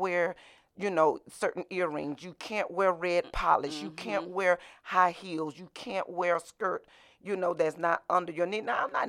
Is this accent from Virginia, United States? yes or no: no; Dawson, Georgia, United States; I'm a country girl. I'm from Dawson, Georgia.